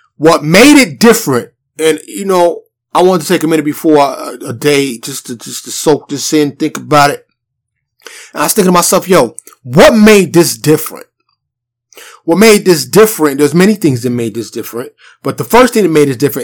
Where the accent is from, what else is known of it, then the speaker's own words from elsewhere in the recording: New York City, New York, United States; moved away as an adult; also born or lived in Harlem / Bronx; now in Dallas, United States; I'm from New York City. Born and raised. But I live in a suburb of Dallas now.